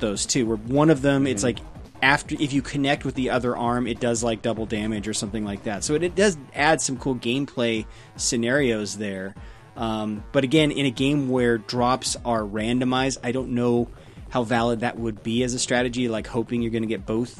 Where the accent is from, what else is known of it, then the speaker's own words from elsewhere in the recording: England, United Kingdom; So yeah, I'm English